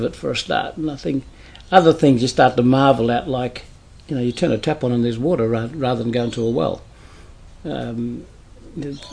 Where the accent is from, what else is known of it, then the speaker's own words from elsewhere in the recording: Pinjarra, Western Australia, Australia; also born or lived in Meekatharra, Western Australia; I was brought up in Pinjarra, we weren't actually brought up in a town, we were brought up in the bush